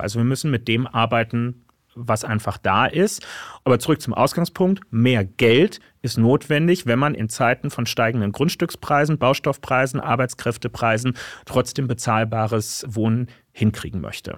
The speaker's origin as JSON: {"language": "German", "region": "Berlin", "country": "Germany", "tie": "born or raised there", "said": "hier in meiner Heimatstadt Berlin"}